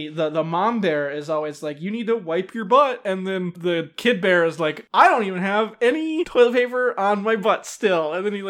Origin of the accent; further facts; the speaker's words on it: Wisconsin, United States; I'm from Wisconsin